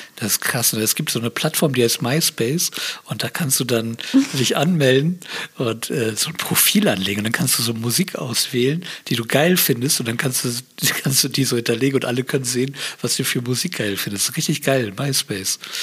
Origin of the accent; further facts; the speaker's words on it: Bremerhaven, Bremen, Germany; now in Berlin, Germany; ich bin ja aus Bremerhaven